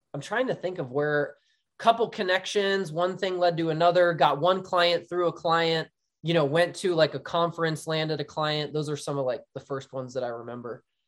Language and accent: English; Philadelphia area, New Jersey, United States; moved away; I'm from the Philadelphia area, but in New Jersey, so Flyers, Eagles, Phillies, like, diehard th, into my blood, to my core